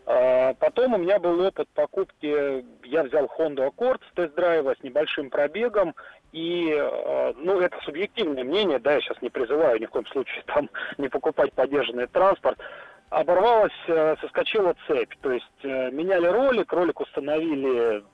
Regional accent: Tula, Tula Oblast, Russia; город Тула

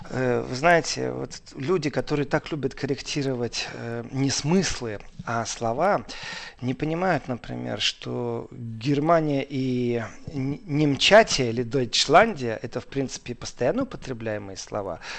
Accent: Moldova; я говорю, я приехал из Молдовы.

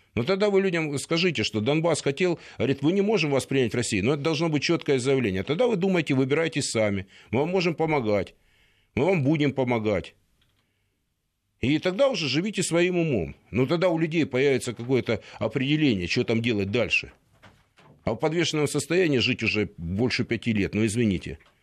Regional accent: Donetsk, Donetsk Oblast, Ukraine; also born or lived in Kyiv; now in Moscow, Russia; я из Донецка

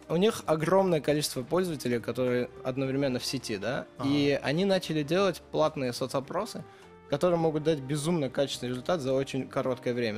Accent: Spitak, Lori, Armenia; moved away; Я родился в Армении

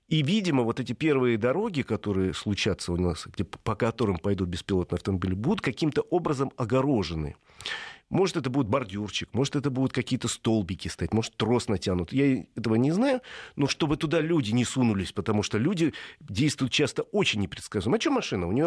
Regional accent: Stary Oskol, Belgorod Oblast, Russia; Старый Оскол просто мой родной город

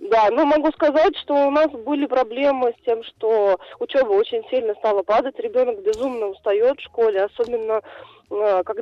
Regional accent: Moscow Oblast, Russia

